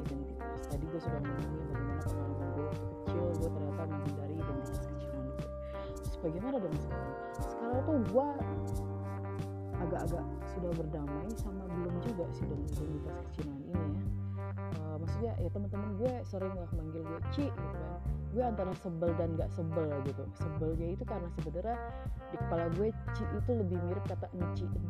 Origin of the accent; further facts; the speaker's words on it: Indonesia; gue bukan orang Tiongkok uh, gue orang Indonesia gitu